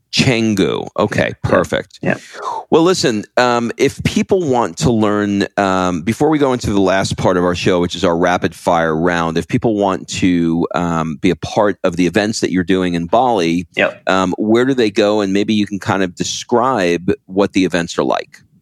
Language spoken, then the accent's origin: English; New York, United States; now in Croatia; I grew up in New York